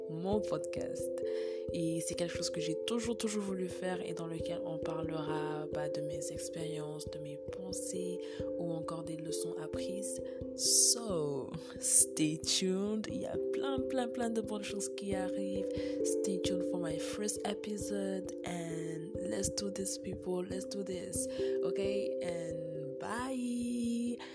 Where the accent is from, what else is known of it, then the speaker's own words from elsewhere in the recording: Senegal; je suis sénégalaise